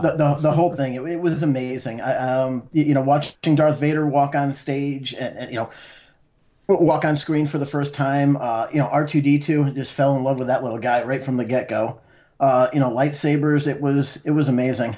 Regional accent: Connecticut, United States; I'm from Connecticut

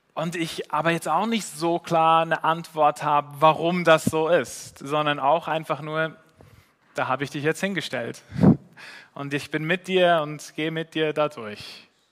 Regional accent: Switzerland; als Schweizer

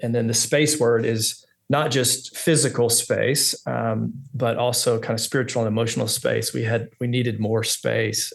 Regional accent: Texas, United States; also born or lived in Orange County, California; now in Little Rock, United States; I'm from Texas

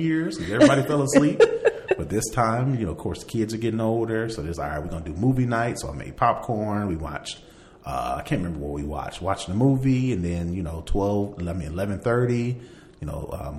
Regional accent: Indiana, United States; I'm from Indiana

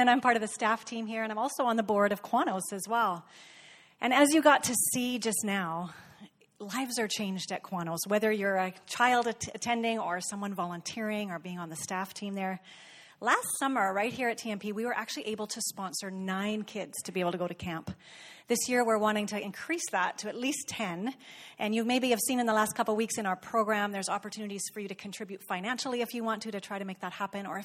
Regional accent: Ndola, Copperbelt Province, Zambia; I'm from Ndola, Zambia.

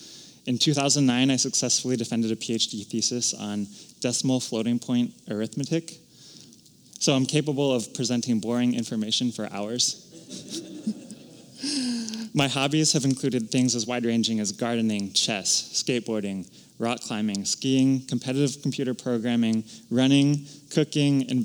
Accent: Houston, Texas, United States; moved away as an adult; also born or lived in Los Angeles / Philadelphia / Austin, Texas / Madison, Wisconsin; I was born in Los Angeles, lived briefly in Philadelphia, but grew up in the suburbs of Houston from kindergarten through the end of high school

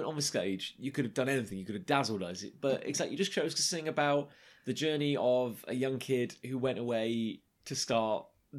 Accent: Canvey Island, East of England, United Kingdom; I grew up on Canvey Island.

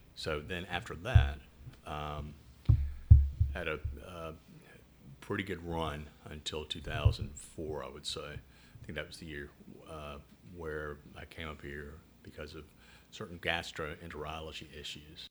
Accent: Chattanooga, Tennessee, United States; accent: southern; now in Rochester, United States; I'm from Chattanooga, Tennessee.

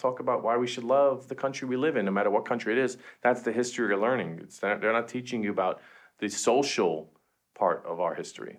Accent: New York City, New York, United States; Jen and I are both from Queens

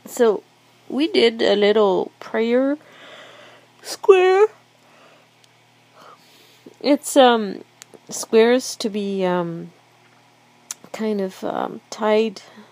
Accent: Quebec City, Quebec, Canada; moved away; I just like to go to my hometown

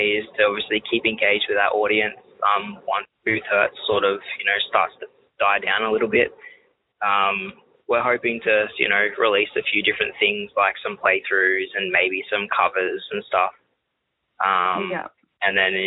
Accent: Australia; Especially being Australian.

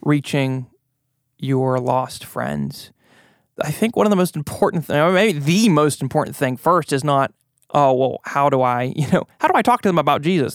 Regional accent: United States; American Christians

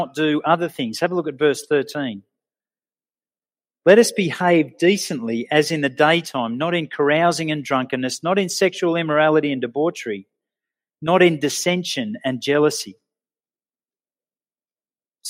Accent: Sydney, New South Wales, Australia; moved away as an adult; now in Orange, Australia; I grew up in Sydney in the 70s and 80s

